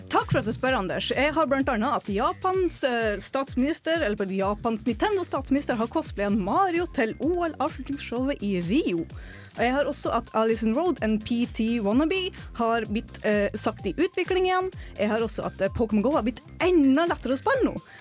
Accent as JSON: {"language": "Norwegian", "region": "Northern Norway", "country": "Norway", "tie": "born or raised there", "moved": "yes", "said": "Så jeg bare har vært hjemme oppe i nord, hjemplassen min"}